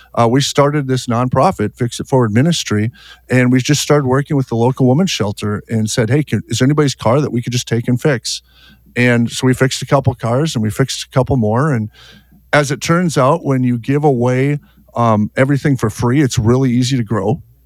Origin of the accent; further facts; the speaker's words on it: Fargo, North Dakota, United States; I'm from Fargo, North Dakota